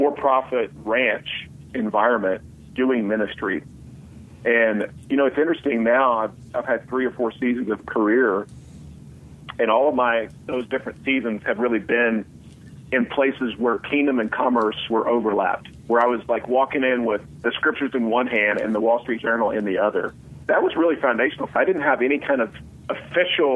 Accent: outside of Tulsa, Oklahoma, United States; moved away as an adult; also born or lived in Colorado; I grew up outside of Tulsa in Oklahoma

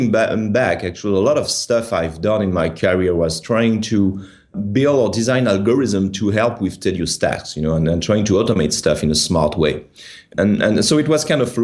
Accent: France; accent: French; English is a second language; moved away as an adult; now in Seattle, United States; as you can tell from my horrendous accent, I'm French.

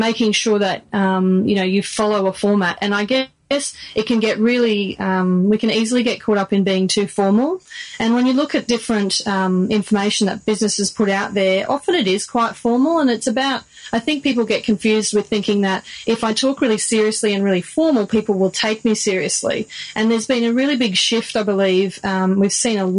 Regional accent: Australia; Australian. My grandparents were Italian, but Spanish roots

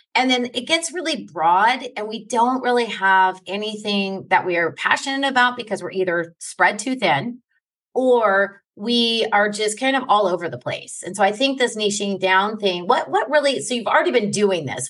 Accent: New York, United States; I grew up in New York um when I was a kid

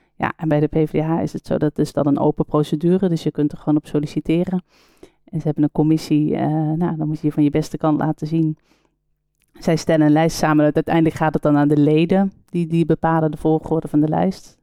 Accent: Netherlands; als Nederlander

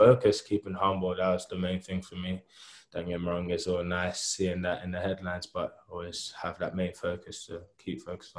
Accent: London, United Kingdom; moved away as an adult; now in Bristol, United Kingdom; I grew up in London. Been there all my life. Went to Trinity School, Belvedere, Kent.

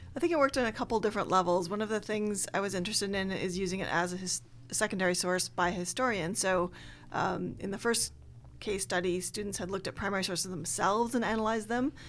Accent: Minnesota, United States; moved away as an adult; also born or lived in New York City / Chicago; now in Pacific Northwest, United States; I grew up in Minnesota, and I went to college in New York City, and then went to Chicago for graduate school.

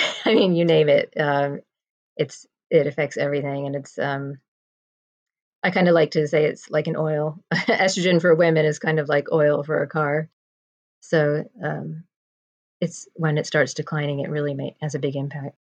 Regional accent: New Jersey, United States; moved away as an adult; now in London, United Kingdom; I am originally from New Jersey and I moved to London to be with my husband about 21 years ago

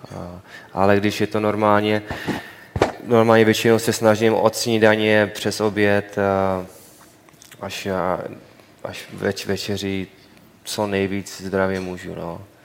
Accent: Czechia; moved away; já jsem samozřejmě jsem Čech

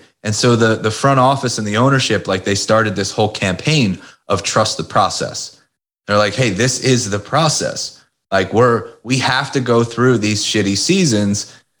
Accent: Philadelphia, Pennsylvania, United States; Philadelphia. I've lived here basically my whole life. Born right outside of Philadelphia. Well, actually, I was born in Philadelphia. Lived right outside of Philadelphia.

